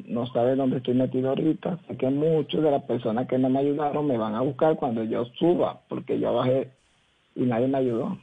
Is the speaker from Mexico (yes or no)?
no; Coro, Falcón, Venezuela; moved away as an adult; also born or lived in Valledupar, Colombia / Barranquilla, Colombia; now in Cali, Colombia; del estado Falcón, ciudad de Coro.